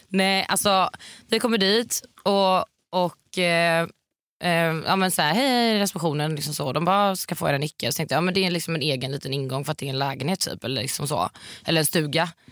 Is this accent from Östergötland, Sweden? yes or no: no; Varberg, Halland County, Sweden; moved away; hemma i Varberg.